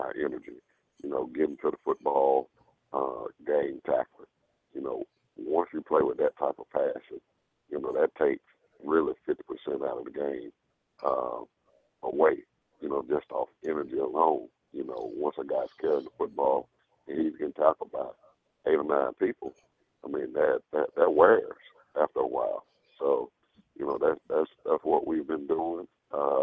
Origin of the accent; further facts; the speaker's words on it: LaGrange, Georgia, United States; I'm born and raised in Lagrange